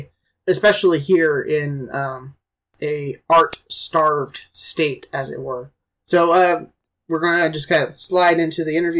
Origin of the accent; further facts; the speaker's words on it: Oklahoma, United States; I have been fortunate enough to work with some guys here in my home state of Oklahoma.